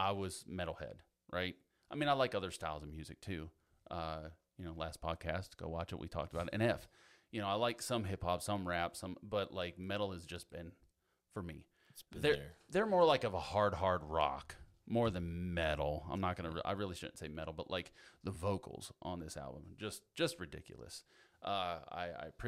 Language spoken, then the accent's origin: English; Pennsylvania, United States; where I grew up in Pennsylvania